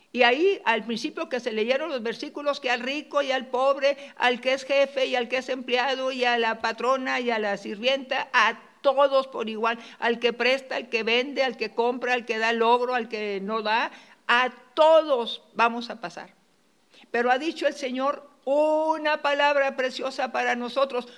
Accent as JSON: {"language": "Spanish", "town": "Monterrey", "region": "Nuevo León", "country": "Mexico", "moved": "yes", "said": "Allá en Monterrey, mi tierra"}